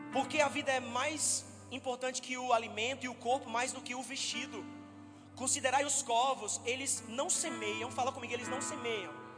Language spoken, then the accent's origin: Portuguese; Campina Grande, Paraíba, Brazil; also born or lived in Democratic Republic of the Congo; Eu sou de Campina Grande, eu nasci na Paraíba, eu morei minha vida toda lá